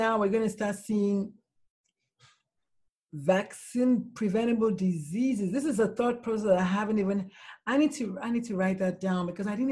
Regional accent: Nigeria; now in Texas, United States; I grew up in Nigeria.

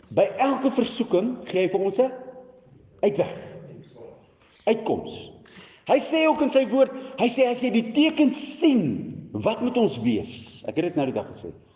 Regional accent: South Africa; as ek 'n Afrikaner is en ek spreek Jesus anders te uit

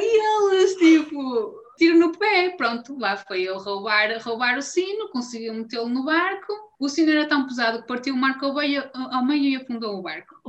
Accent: Esposende, Norte, Portugal; eu vivia, estava a ver com os meus pais em Forjães, que é uma terra uh, em Esposende.

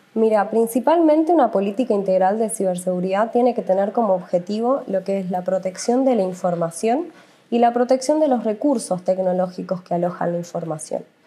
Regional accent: Argentina; somos una empresa del Estado argentino

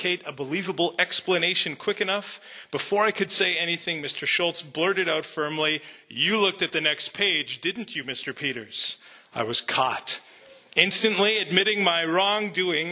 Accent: Canada; I grew up in Canada.

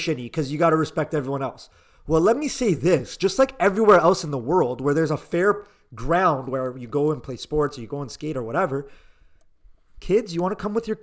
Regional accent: Canada; as a Canadian

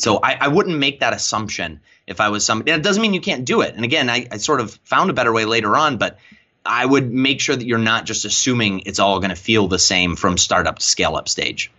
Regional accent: Lakewood, Ohio, United States; my hometown of Lakewood, Ohio.

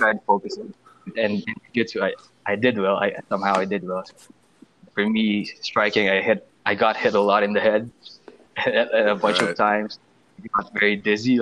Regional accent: Philippines; also born or lived in Manila; my hometown is way far from Manila. It's around 2.5 hours from Manila.

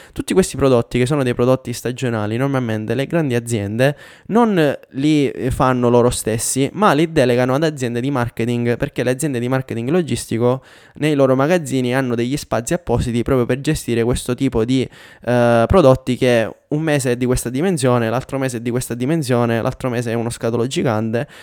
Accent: Catania, Sicily, Italy; moved away as an adult; also born or lived in Pavia / Milan; now in Denmark; il mio trasferimento dalla Sicilia a Milano dopo la laurea

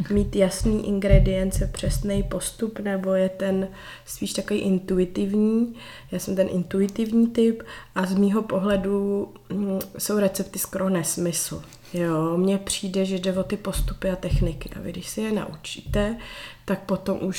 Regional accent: Prague, Czechia; moved away as an adult; now in Kokořínsko, Czechia; Můj muž je taky Pražák z Prahy, my nejsme ani žádný náplavy.

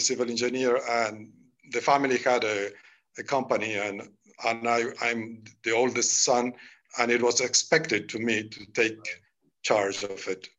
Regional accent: San Miguel de Tucumán, Tucumán, Argentina; accent: Latin American; first language Spanish; English is a second language; moved away as an adult; also born or lived in Pittsburgh, United States; I was born in Argentina, in a northern city of Tucumán.

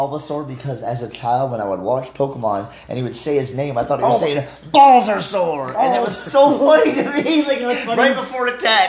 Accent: Oklahoma, United States; I grew up in Oklahoma.

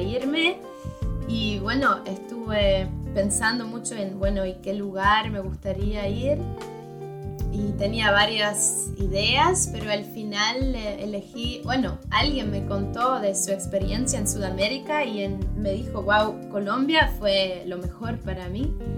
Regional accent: Switzerland; Spanish is a second language; en Suiza tenemos tres partes

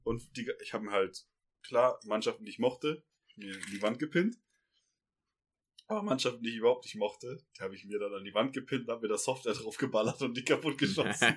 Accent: Ruhr area, North Rhine-Westphalia, Germany; now in Bavaria, Germany; Wir kommen aus dem Ruhrgebiet

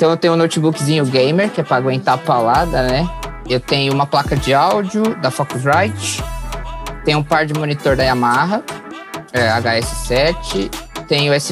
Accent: Piracicaba, São Paulo, Brazil; also born or lived in São Roque; eu sou de São Roque, interior de São Paulo, mas eu, minha família mudou pra Piracicaba depois. Então meio que sou de Piracicaba.

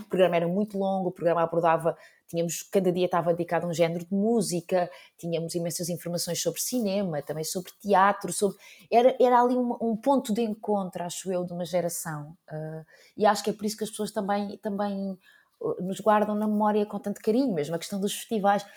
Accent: Azambuja, Lisbon, Portugal; na Zambuja, que era, é de onde eu sou

